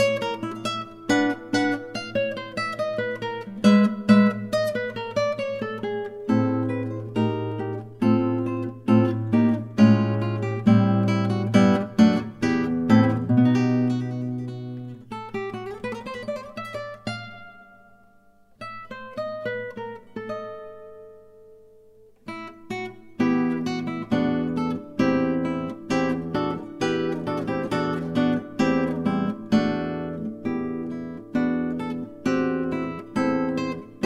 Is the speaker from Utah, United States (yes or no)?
yes; Spanish Fork, Utah, United States; my hometown of Spanish Fork, Utah